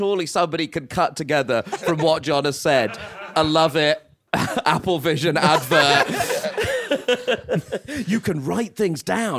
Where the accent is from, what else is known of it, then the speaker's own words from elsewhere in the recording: United Kingdom; I'm a huge … fan. Absolutely adore them. As all British people do, that's a true stereotype.